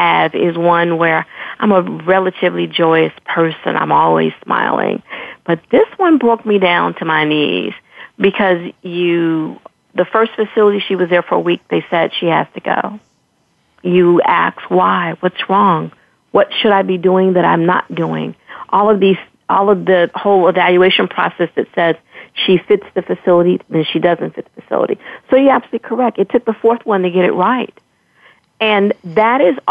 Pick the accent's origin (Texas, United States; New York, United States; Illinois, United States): Illinois, United States; Chicago; moved away; We're from Chicago originally